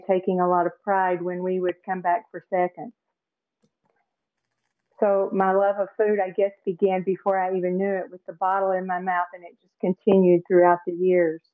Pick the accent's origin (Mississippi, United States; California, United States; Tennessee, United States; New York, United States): Tennessee, United States; also born or lived in Phoenix, Arizona; now in St. Petersburg, United States; I live in St. Petersburg, Florida now. I grew up in Tennessee and spent some time out in Phoenix, Arizona.